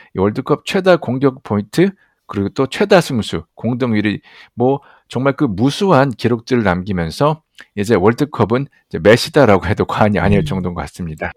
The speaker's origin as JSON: {"language": "Korean", "country": "South Korea", "said": "또 한국 사람으로서도 아시안으로서"}